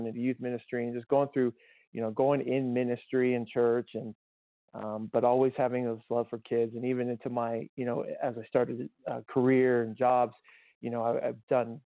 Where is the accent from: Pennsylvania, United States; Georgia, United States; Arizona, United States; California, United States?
Arizona, United States; Tucson; moved away; I grew up in Tucson and native of Arizona